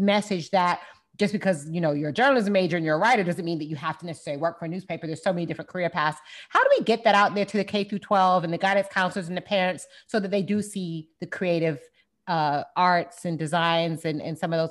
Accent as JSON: {"language": "English", "region": "South Florida", "country": "United States", "said": "I'm from South Florida"}